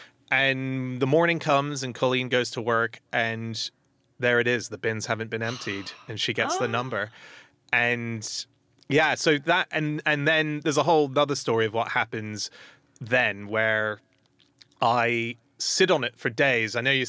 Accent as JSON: {"language": "English", "country": "Hong Kong", "tie": "born or raised there", "said": "I grew up in Hong Kong and my dream has always been, because I speak Mandarin, I've always wanted to be a stand-up in China, doing it in Chinese."}